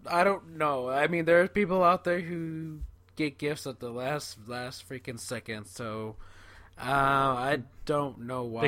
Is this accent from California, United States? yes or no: yes; California, United States; I'm from California